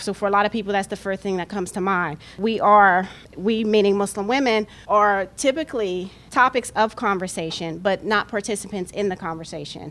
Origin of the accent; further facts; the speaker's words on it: United States; My ancestors were enslaved in this country. My family history, I know, at least goes back 6 generations. I know who my progenitor was in slavery, you know, my great-great-great-grandmother. So if I'm not American, then nobody is